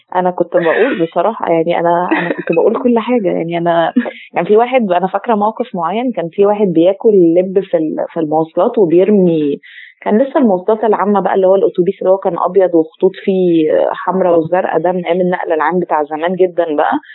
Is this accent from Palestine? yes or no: no; Egypt; عندنا في مصر